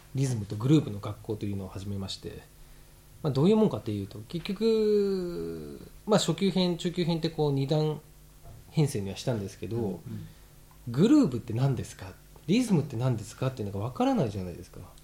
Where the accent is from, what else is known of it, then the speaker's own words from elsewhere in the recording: Japan; 日本育ち